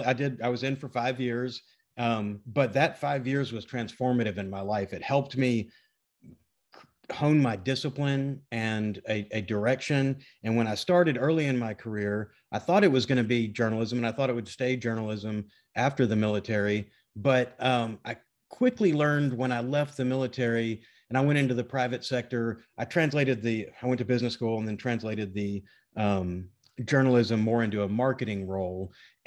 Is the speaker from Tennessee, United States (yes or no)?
yes; Memphis, Tennessee, United States; also born or lived in Washington, D.C. / Naples, Italy; So grew up in Memphis, but my dad was a lawyer in the Navy, and we were stationed in DC. We were stationed in Naples, Italy for a while, moved around a little bit. But Memphis is my hometown, Memphis, Tennessee.